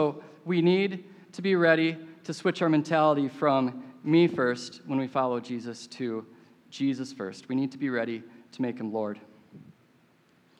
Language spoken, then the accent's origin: English; Minneapolis, Minnesota, United States; I grew up in Minneapolis